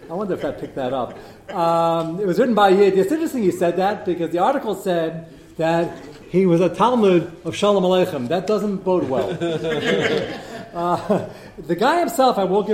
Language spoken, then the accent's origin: English; United States; As an American